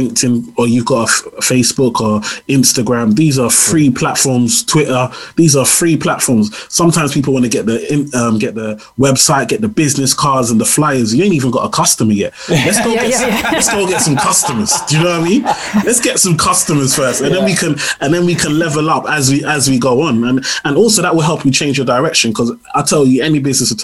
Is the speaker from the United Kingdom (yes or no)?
no; Nigeria; I'm Nigerian